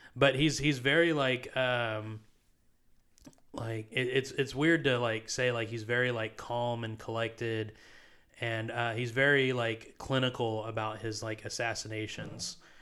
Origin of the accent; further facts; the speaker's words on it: United States; I am an American